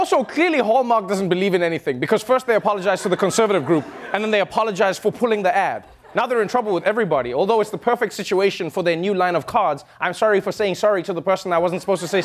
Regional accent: South Africa; I'm South African

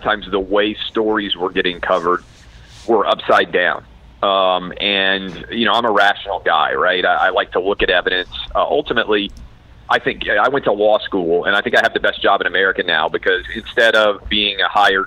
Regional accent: Nashville, Tennessee, United States; my hometown of Nashville

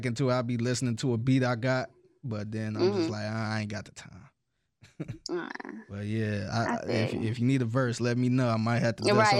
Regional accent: Cleveland, Ohio, United States; moved away; I'm originally from Cleveland, so I was rapping out there.

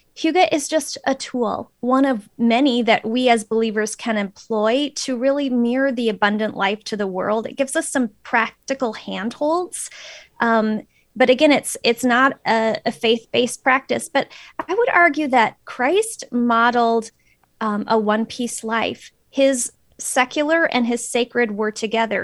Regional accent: Phoenix, Arizona, United States; moved away as an adult; also born or lived in Florida / central Minnesota; now in Minnesota, United States; I'm originally from Phoenix

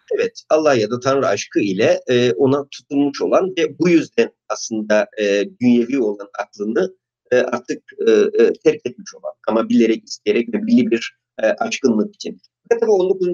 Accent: Artvin, Turkey; moved away; also born or lived in Istanbul; Artvin'de doğdum

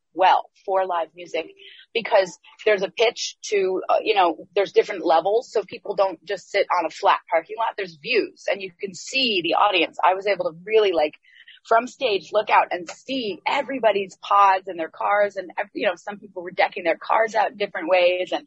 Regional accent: Waitsfield, Vermont, United States; I'm from Waitsfield, Vermont. Actually, technically based in Vermont. It's the Mad River Valley. It's a community of artists and creative types, but also ski bums. And it's a really, really wonderful community to grow up in.

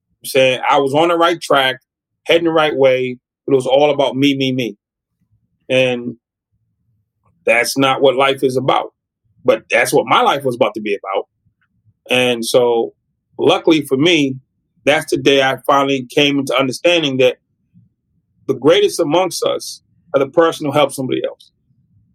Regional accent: United States; I'm an American

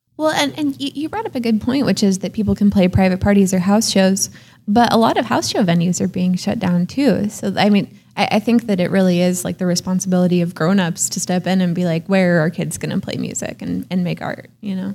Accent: Oakland, California, United States; moved away as an adult; also born or lived in San Francisco; now in Portland, United States; I grew up in Oakland in a very, very healthy all ages music scene

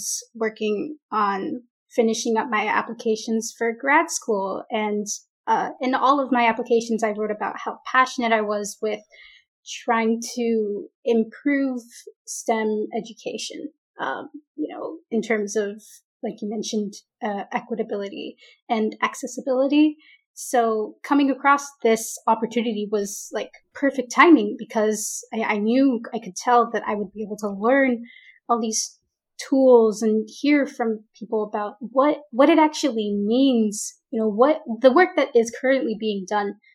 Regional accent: Oakland, California, United States; moved away as an adult; now in Irvine, United States; I grew up in the Bay Area, in the East Bay, Oakland, San Leandro area

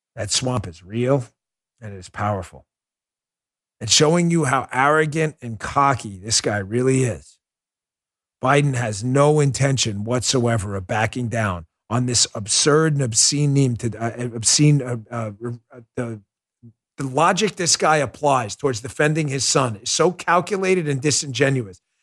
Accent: New York City, New York, United States; moved away; I grew up in New York. Nobody knows New York better than I do.

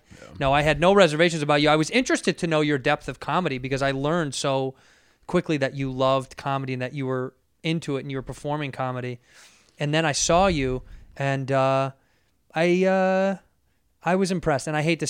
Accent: Chicago, Illinois, United States; born or raised there

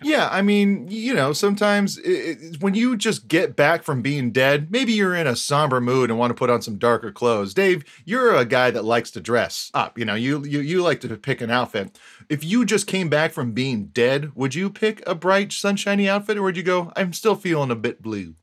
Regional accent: Hawaii, United States; growing up in Hawaii

